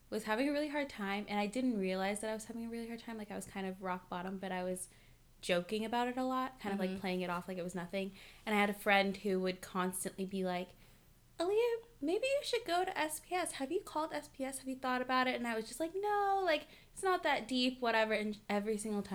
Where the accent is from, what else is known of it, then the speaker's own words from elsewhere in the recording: Culver City, California, United States; I grew up like in Culver City, so like super diverse